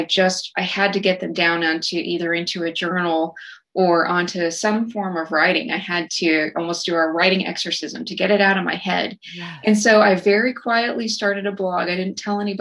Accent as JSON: {"language": "English", "town": "Snyder", "region": "Texas", "country": "United States", "tie": "born or raised there", "moved": "yes", "lives_now": "Fort Worth, United States", "said": "my instructors out in Snyder from my hometown"}